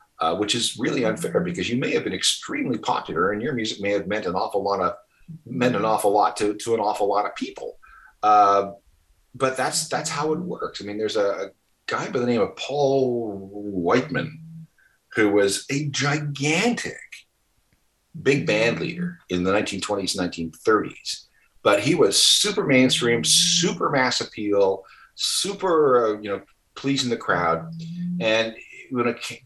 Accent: Winnipeg, Manitoba, Canada; my hometown, Winnipeg

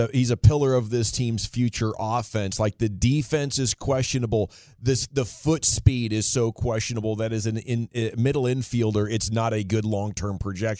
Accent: Washington, United States; I grew up in Washington State

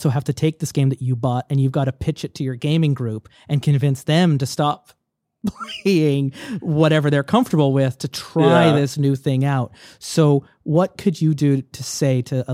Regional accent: Canada; as a Canadian

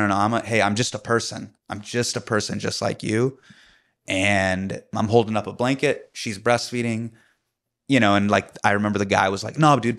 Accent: Davis, California, United States; also born or lived in Sacramento, California; I grew up in Davis. I grew up in Sacramento

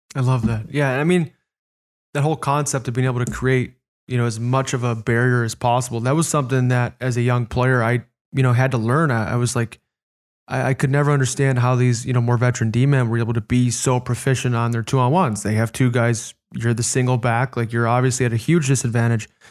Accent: Chicago, Illinois, United States; I grew up in Chicago

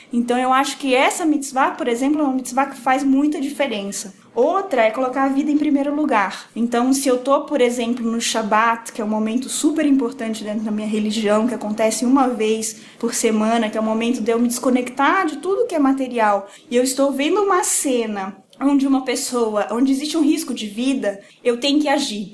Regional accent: Rondônia, Brazil; moved away as an adult; now in São Paulo, Brazil; moro em São Paulo há 10 anos. Sou de Rondônia

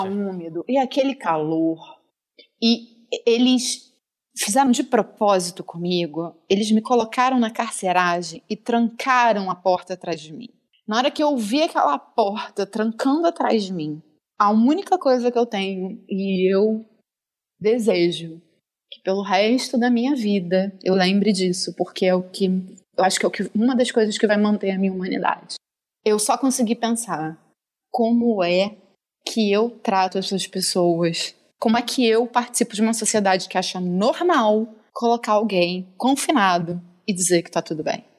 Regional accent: Rio de Janeiro, Brazil; eu sou do, do Rio, carioca

